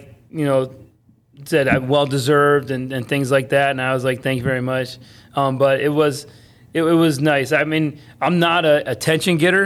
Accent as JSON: {"language": "English", "town": "Palm Coast", "region": "Florida", "country": "United States", "tie": "born or raised there", "also_born_or_lived": "Cleveland, Ohio", "said": "I grew up in Palm Coast"}